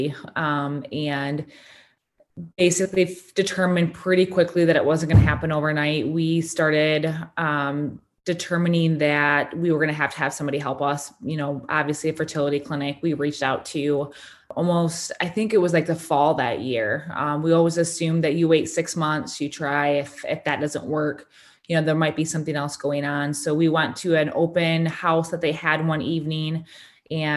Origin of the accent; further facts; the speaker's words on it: Kalamazoo, Michigan, United States; I am from Kalamazoo, Michigan.